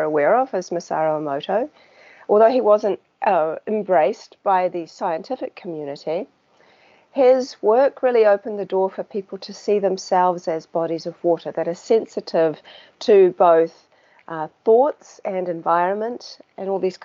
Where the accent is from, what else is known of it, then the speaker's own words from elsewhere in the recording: New Zealand; as you can probably tell by my accent, I'm from New Zealand.